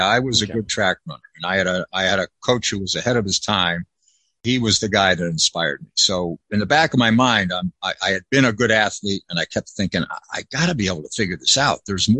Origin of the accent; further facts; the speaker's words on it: Connecticut, United States; now in California, United States; You know, I came from Connecticut. I was living there and I was waking up to the, you know, sunny Southern California.